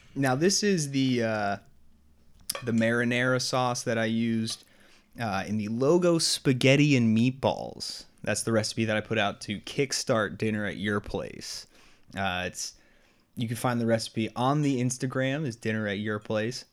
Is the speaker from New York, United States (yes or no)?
yes; New York, United States; moved away as an adult; now in Boston area, United States; I grew up in New York